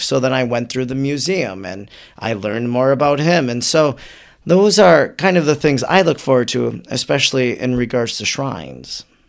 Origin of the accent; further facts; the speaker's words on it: Wisconsin, United States; I'm from Wisconsin